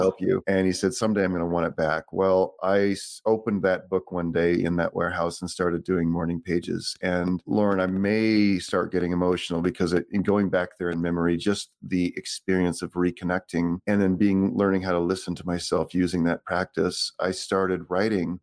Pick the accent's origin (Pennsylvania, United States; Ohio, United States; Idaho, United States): Idaho, United States; Boise; also born or lived in Santa Rosa, California; they moved me to Idaho here, Boise, Idaho, in nineteen seventy-three. I was six months old